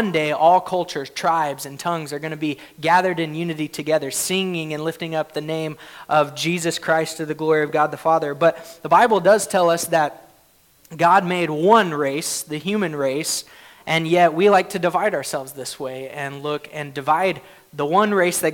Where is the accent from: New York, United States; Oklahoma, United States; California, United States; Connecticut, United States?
Oklahoma, United States; I grew up in Oklahoma